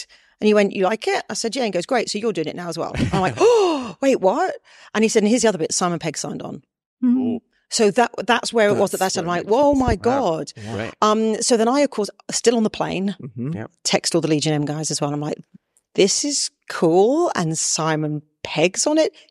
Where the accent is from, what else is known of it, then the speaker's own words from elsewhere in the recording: United Kingdom; I'm British